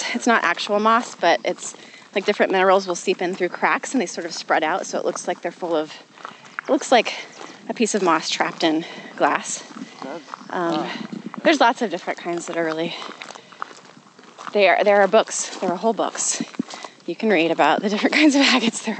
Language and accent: English; the Northwest, Pacific Northwest, United States; I grew up in the Northwest